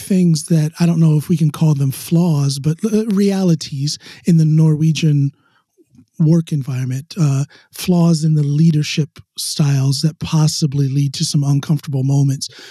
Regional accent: United States; moved away as an adult; now in Norway; back home in America

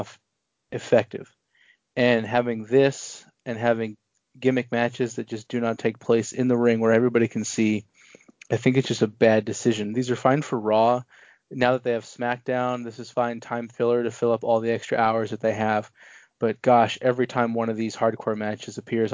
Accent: Portland, Oregon, United States; my hometown of Portland, Oregon

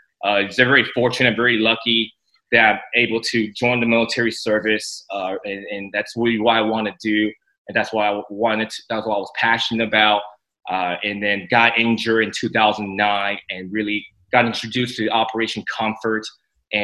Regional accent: San Francisco, California, United States; born or raised there; also born or lived in Taiwan

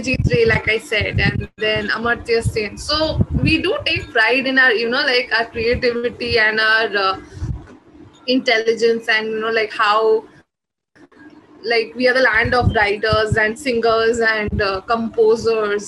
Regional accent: India; first language Bengali; my mother tongue, which is Bengali. So I write in that, but there are a lot of writers here who write in, you know, like other the native languages of our country

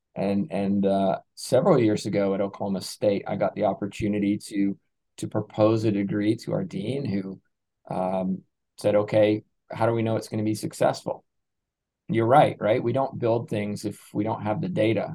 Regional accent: England, United Kingdom; moved away as an adult; I'm originally from England, which you you probably don't know from my accent, but I came over here in 2004, so I came through a British sports system.

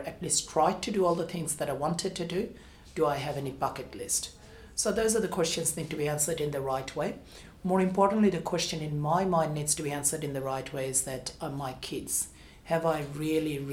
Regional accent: Bangladesh; now in Australia; I was born in Bangladesh

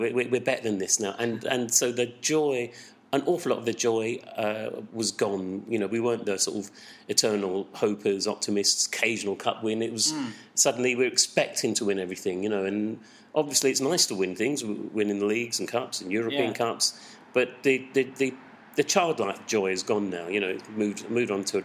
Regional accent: Southend-on-Sea, East of England, United Kingdom; I grew up in Southend

